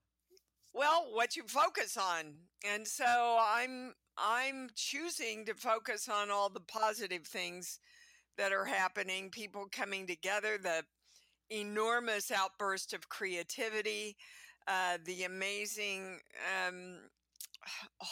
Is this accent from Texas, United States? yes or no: no; Kansas City, Kansas, United States; moved away as an adult; also born or lived in New York; I grew up in Kansas City, Kansas, baby. And I was there all the way up until I was about 26